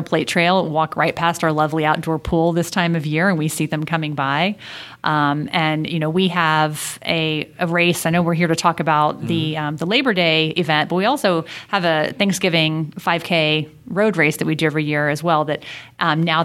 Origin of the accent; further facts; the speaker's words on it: Houston, Texas, United States; moved away; I grew up in Houston, Texas